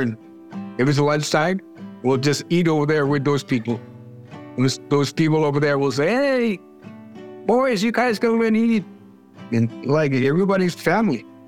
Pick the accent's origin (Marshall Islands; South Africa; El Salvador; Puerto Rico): Marshall Islands; now in Arkansas, United States; I was born in Jeluich, Marshall Islands, July 14, 1964. Growing up on the island was very, very fun.